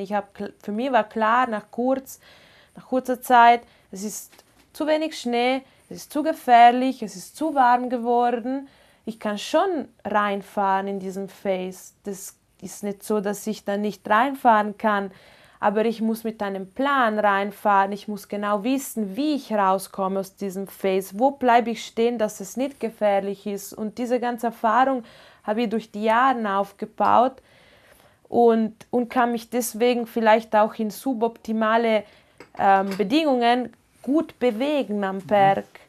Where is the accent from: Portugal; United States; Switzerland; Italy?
Italy; first language Ladin; German is a second language; now in Inn Valley, Austria; Ich bin Italienerin